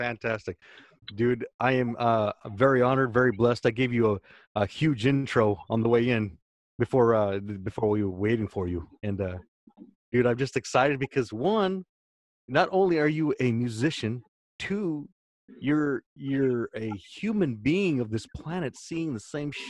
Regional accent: Washington, United States; 15 years old, and here we're watching the LA Kings, and I'm from Washington

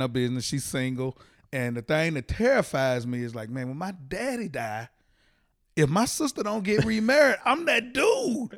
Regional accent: Fort Worth, Texas, United States; moved away; also born or lived in Nashville; originally from Fort Worth, Texas.

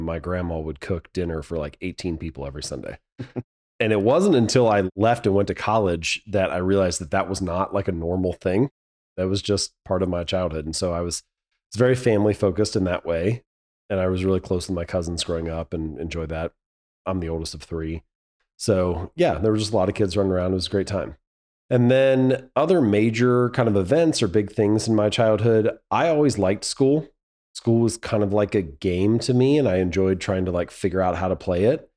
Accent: Hamilton, Ohio, United States; moved away as an adult; I was born and raised in Hamilton, Ohio.

